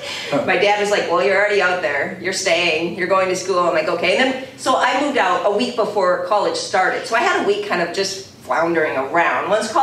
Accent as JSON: {"language": "English", "town": "Williams", "region": "Minnesota", "country": "United States", "tie": "born or raised there", "also_born_or_lived": "Holland, Michigan / Warroad, Minnesota", "moved": "as an adult", "said": "I grew up in Williams or Lake of the Woods. I went to Lake of the Woods High School."}